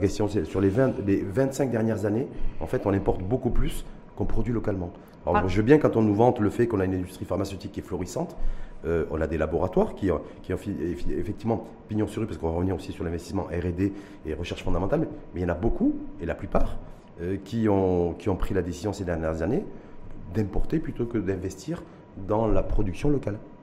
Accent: Morocco; chez nous au Maroc

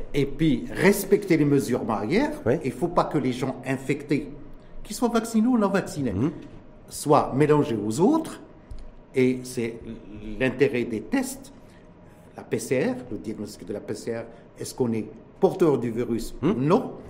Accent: Morocco; chez nous, au Maroc

